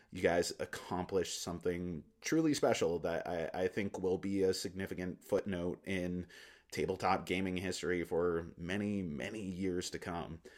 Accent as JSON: {"language": "English", "region": "Alaska", "country": "United States", "tie": "born or raised there", "also_born_or_lived": "Philippines / New Delhi, India", "moved": "yes", "said": "having grown up in Alaska, I, and I've lived in lots of different places in the world"}